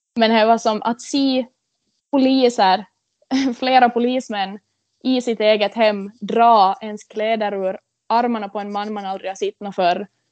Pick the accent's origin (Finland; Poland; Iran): Finland; Korsholm, Ostrobothnia; Jag är ju född och uppvuxen här i Korsholm